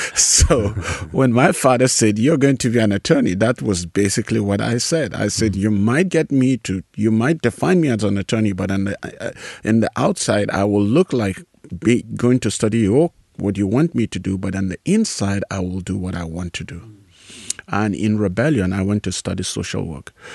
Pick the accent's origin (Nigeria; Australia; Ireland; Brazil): Nigeria; moved away as an adult; also born or lived in South Africa; now in United States; I grew up in Nigeria in a very large family